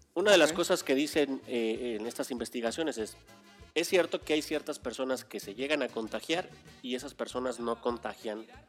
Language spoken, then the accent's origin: Spanish; Mexico